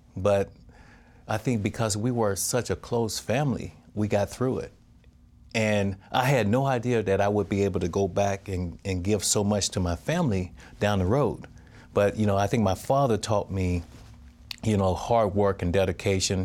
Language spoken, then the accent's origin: English; Crawford, Mississippi, United States; born or raised there